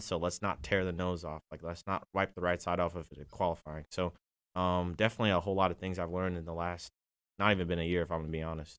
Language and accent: English; Washington, District of Columbia, United States; also born or lived in Atlanta, Georgia; I grew up in DC